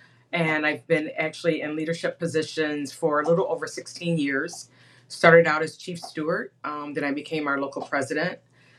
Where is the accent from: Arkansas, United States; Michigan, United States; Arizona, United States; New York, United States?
Michigan, United States; I am from Michigan